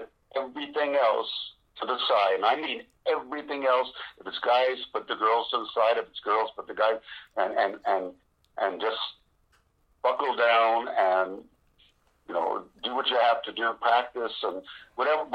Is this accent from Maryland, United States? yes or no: no; New York City, New York, United States; moved away; also born or lived in Las Vegas; I'm from New York City